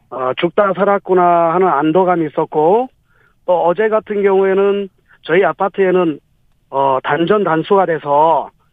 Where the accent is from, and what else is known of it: Pohang, North Gyeongsang, South Korea; born or raised there